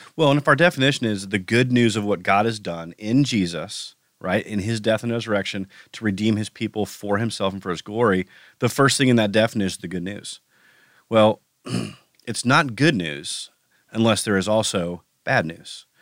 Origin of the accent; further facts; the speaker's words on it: United States; as an American